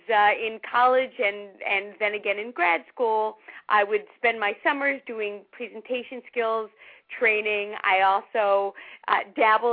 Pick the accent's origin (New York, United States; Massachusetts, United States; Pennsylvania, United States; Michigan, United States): New York, United States; New York City; When I was a teenager growing up in New York City